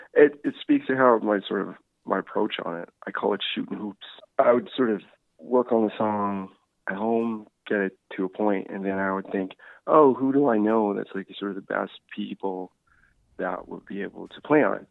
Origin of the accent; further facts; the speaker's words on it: Newfoundland and Labrador, Canada; also born or lived in Sweden / Charlottetown; now in Nova Scotia, Canada; I'm actually from Newfoundland originally. I uh, moved to Nova Scotia originally in like 2002.